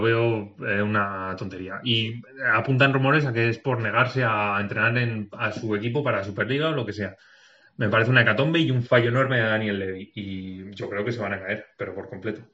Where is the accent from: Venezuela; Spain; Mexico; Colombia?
Spain; Segovia, Castile and León; soy de Segovia